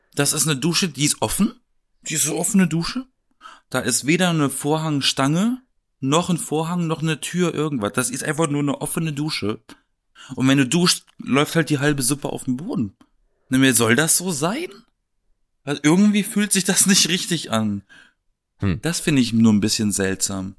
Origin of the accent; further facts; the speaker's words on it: Baden-Baden, Baden-Württemberg, Germany; moved away as an adult; also born or lived in Wedding, Berlin; now in Berlin, Germany; Und ich komme ja aus Baden-Baden